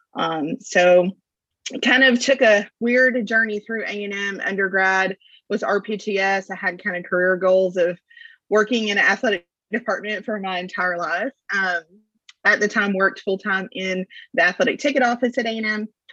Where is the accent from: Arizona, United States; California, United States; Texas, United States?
Texas, United States; Lufkin; moved away as an adult; also born or lived in College Station, Texas; now in Brazos Valley, United States; I'm originally from Lufkin, Texas, and moved to College Station um, in '99 to come to school